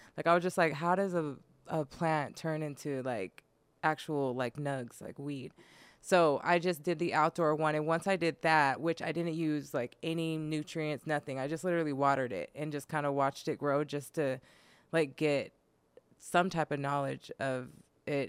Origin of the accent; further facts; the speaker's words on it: Sacramento, California, United States; moved away as an adult; now in Los Angeles, United States; I'm from Sacramento, and I used to live in Sacramento